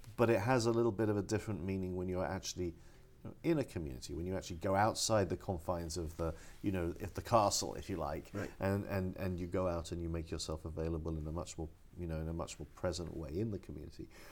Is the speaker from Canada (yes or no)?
no; London, United Kingdom; now in Los Angeles, United States; I grew up in London